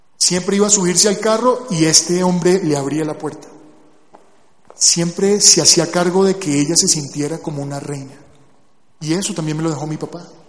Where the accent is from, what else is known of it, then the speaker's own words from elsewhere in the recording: Barranquilla, Atlántico, Colombia; yo nací en Barranquilla